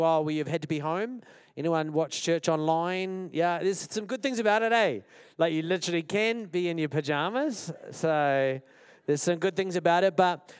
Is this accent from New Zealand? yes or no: yes; Wellington, New Zealand; I'm from Wellington